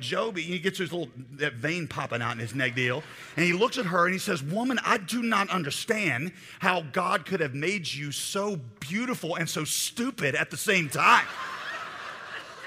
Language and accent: English; Raleigh, North Carolina, United States; I am from Raleigh, North Carolina.